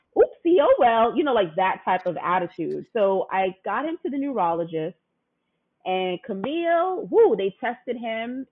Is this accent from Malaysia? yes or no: no; New York, United States; back then in New York, I'm from New York